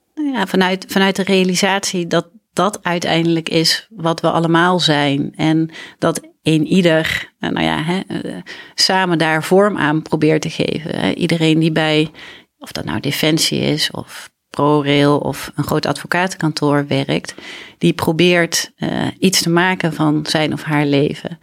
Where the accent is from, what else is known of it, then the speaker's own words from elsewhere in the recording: Grathem, Central Limburg, Netherlands; moved away as an adult; also born or lived in Leiden; ik ben opgegroeid in Midden-Limburg, in Gratum